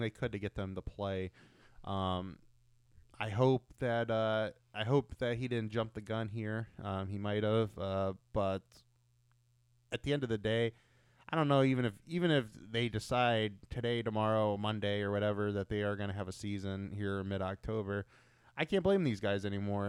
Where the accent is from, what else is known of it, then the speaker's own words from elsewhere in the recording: Ohio, United States; we're from Ohio